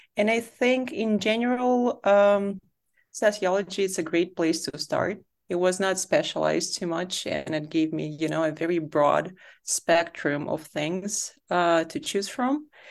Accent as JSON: {"language": "English", "region": "Saint Petersburg", "country": "Russia", "tie": "born or raised there", "also_born_or_lived": "Berlin, Germany", "moved": "as an adult", "said": "I grew up in Saint Petersburg in Russia"}